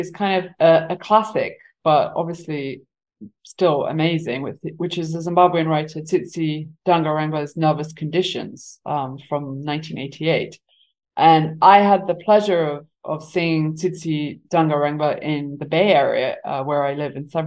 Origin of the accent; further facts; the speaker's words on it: Eswatini; also born or lived in England; now in United States; I grew up in Southern Africa. I grew up in Eswatini.